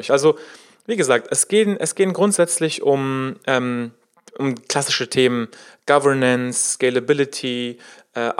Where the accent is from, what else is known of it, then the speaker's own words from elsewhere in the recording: Berlin, Germany; In wenigen Tagen findet in Berlin, in meiner Heimatstadt, die Web3 Summit statt.